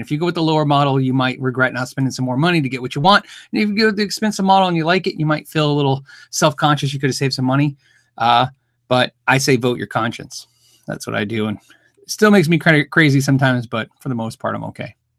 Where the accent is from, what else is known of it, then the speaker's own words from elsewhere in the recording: United States; I'm an American